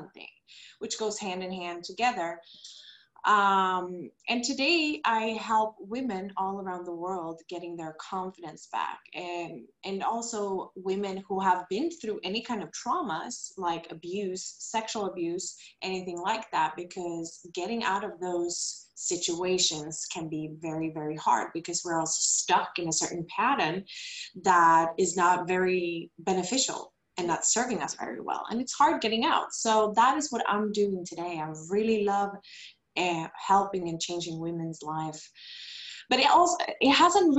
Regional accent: Stockholm, Stockholm County, Sweden; moved away as an adult; now in Costa Rica; I am original from Sweden, Stockholm, but I live now in Costa Rica together with my husband

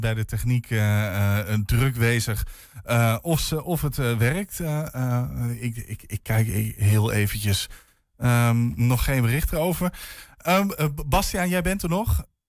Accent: Groningen, Netherlands; ik kom zelf uit Groningen.

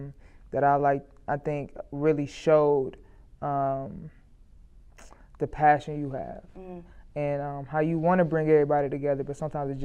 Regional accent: Ohio, United States; born there; I never say I'm from Cleveland because I wasn't born here. {S1} Mm-hmm. {S0} I was born, outside of the city

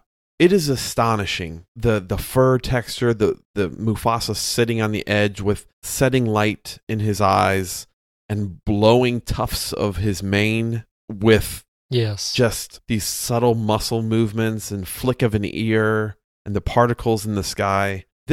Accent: Chicago, Illinois, United States; accent: Chicago; I say Sasquatch, but that's my Midwest accent. That's my Chicago accent there.

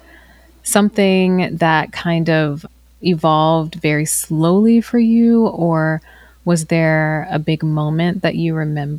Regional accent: Virginia, United States; I grew up in the South. I grew up in Virginia

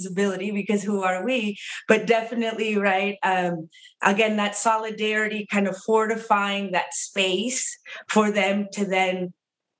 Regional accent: California, United States; Kind of second generation in terms of being born and raised in California in the Southwest

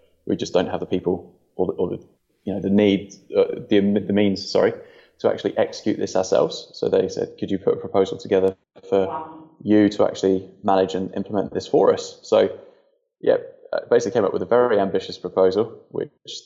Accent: England, United Kingdom; moved away as an adult; now in New Zealand; I was originally from England and moved to New Zealand about 4 years ago.

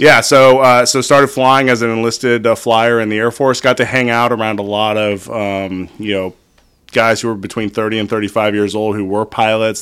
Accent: Northern California, United States; I grew up in Northern California

